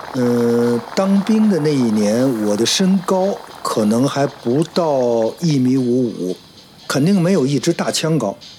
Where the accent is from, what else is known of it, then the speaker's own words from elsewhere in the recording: Beijing, China; 夏天 游泳，发一胡游过，时常海游过，冬天滑冰